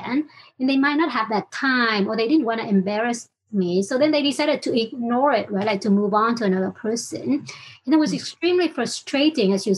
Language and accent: English; Vietnam; English is a second language; moved away as an adult; also born or lived in United States; I was born and raised in Vietnam. So learning English has been a big part of my journey